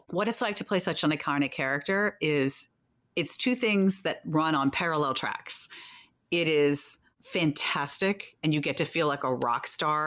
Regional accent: New York City, New York, United States; my real hometown. I've lived here my whole life

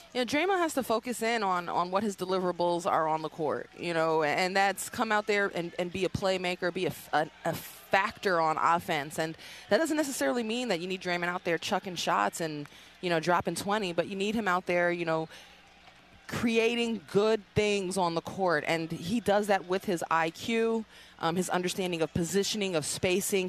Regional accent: New York, United States; I'm from New York. I grew up a Knicks fan.

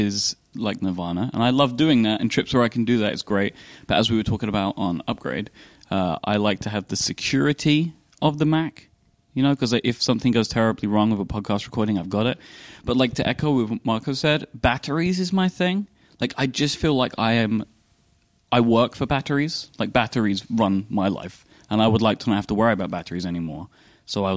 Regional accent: England, United Kingdom

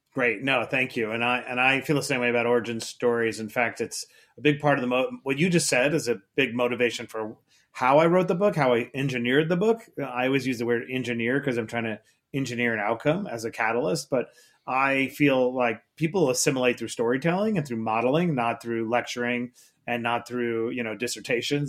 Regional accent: New York City, New York, United States; I grew up in Queens, New York

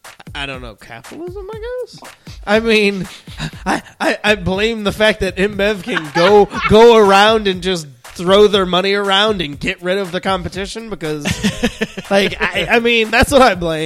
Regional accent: Toledo, Ohio, United States; he knows damn well that I'm from Toledo.

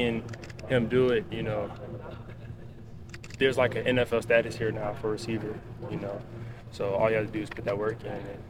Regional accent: Alabama, United States; Because I'm from Alabama, so, you know, just wanted to be by my family.

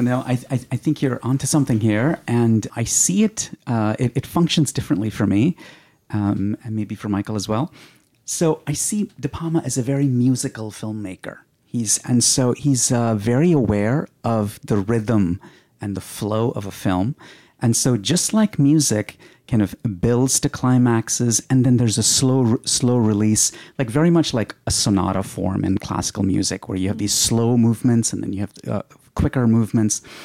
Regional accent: India; moved away; when I was growing up in India

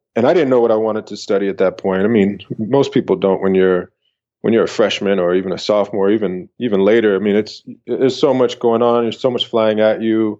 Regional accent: San Francisco, California, United States; moved away as an adult; also born or lived in Atlanta / Denmark; I came from San Francisco

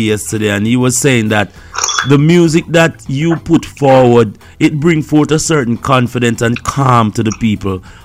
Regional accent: Jamaica; I'm a Jamaican

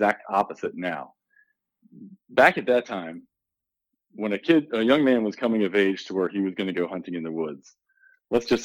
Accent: Shrewsbury, Pennsylvania, United States; now in Missouri, United States; I grew up just south of York, Pennsylvania, in a small town called Shrewsbury, right next to New Freedom

